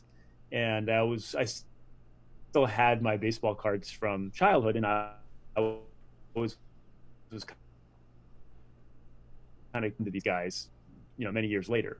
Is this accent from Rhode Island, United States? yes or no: yes; Rhode Island, United States; I grew up in Rhode Island